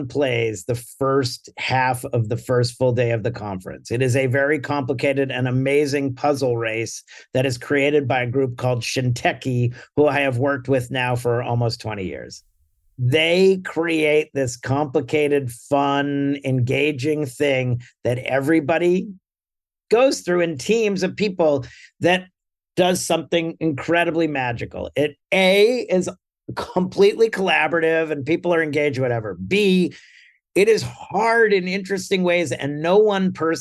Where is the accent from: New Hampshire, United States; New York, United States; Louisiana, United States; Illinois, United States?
New Hampshire, United States; Hollis; I grew up in Hollis, New Hampshire, and I was in pep band